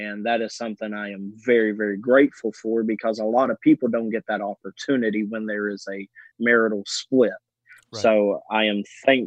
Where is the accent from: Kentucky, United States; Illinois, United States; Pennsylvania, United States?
Kentucky, United States; Owensboro; I was raised in Owensboro, Kentucky, a small community